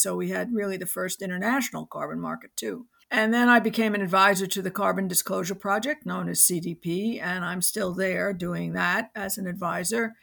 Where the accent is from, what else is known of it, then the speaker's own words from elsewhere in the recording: New York City, New York, United States; I grew up in New York City